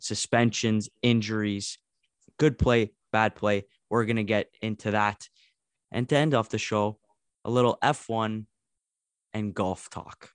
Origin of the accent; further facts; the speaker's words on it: Canada; as a Canadian talking to another Canadian